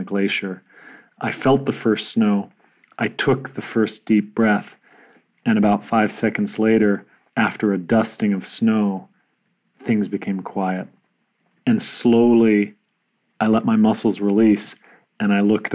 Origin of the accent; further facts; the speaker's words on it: North Dakota, United States; moved away; also born or lived in Germany / Connecticut; I grew up in North Dakota, which is not known as a hub of the rowing community.